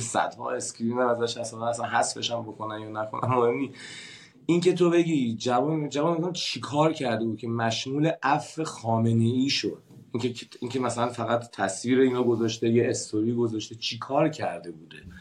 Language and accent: Persian; Iran; moved away as an adult; من زمانی که از ایران مهاجرت کردم